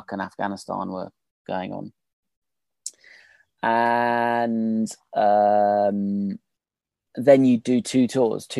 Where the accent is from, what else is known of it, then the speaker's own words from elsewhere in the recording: United Kingdom; I'm British